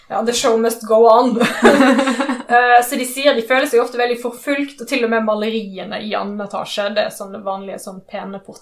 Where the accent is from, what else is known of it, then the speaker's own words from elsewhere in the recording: Rosendal, Vestland, Norway; accent: Western Norwegian dialect; Jeg har ve veldig utvanna vestlandsdialekt, men jeg er egentlig fra Rosendal. Uh, I Kvinnherad.